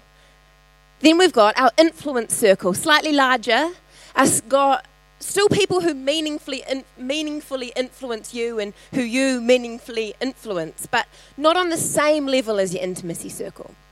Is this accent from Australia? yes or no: no; Tauranga, Bay of Plenty, New Zealand; my ancestors hail from Italy in Holland, that I grew up in Tauranga